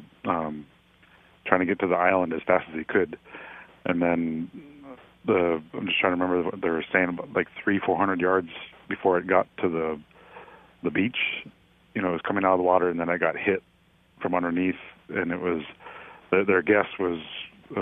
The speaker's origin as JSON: {"language": "English", "town": "Nome", "region": "Alaska", "country": "United States", "tie": "born or raised there", "said": "I grew up here in Nome, spent most of my life here in Nome."}